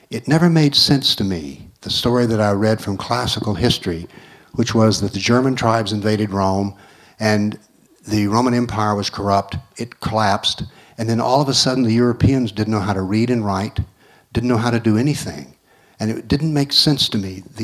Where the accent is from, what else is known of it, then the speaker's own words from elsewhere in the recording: North Macedonia; I came from Macedonia, as I said, and the governments there are doing what they call synchronizing the histories.